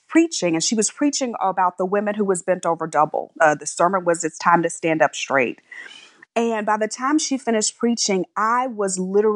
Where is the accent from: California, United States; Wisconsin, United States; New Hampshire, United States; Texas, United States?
Texas, United States; Texas City; moved away; also born or lived in New York; I was born and raised in Texas and spent my early childhood in a very small town called Texas City, Texas